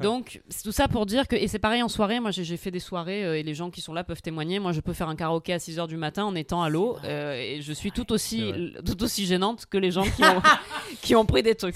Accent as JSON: {"language": "French", "region": "Corsica", "country": "France", "said": "je suis corse"}